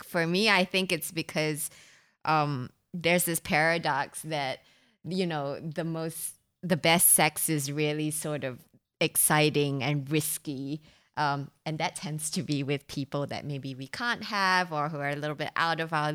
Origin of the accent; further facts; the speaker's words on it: Singapore; I was born in Singapore